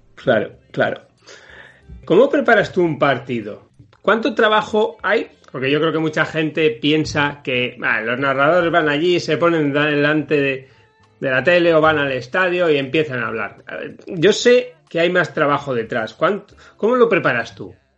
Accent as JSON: {"language": "Spanish", "country": "Spain", "tie": "born or raised there", "said": "es un equipo de segunda B aquí en España. Es el equipo de mi pueblo."}